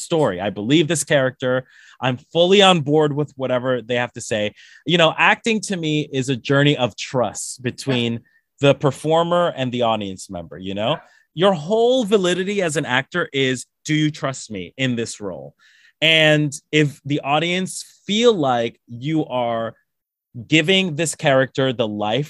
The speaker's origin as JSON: {"language": "English", "country": "Colombia", "moved": "yes", "said": "I'm from Colombia. I'm from South America"}